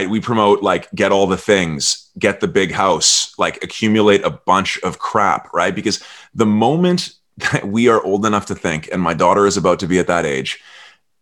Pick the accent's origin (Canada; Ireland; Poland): Canada; I'm Canadian